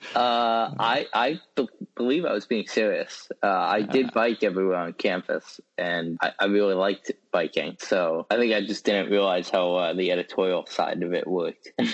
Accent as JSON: {"language": "English", "town": "West Lafayette", "region": "Indiana", "country": "United States", "tie": "born or raised there", "also_born_or_lived": "Worcester, Massachusetts", "said": "When I was one year old, my family moved to West Lafayette, Indiana, and that is where I grew up."}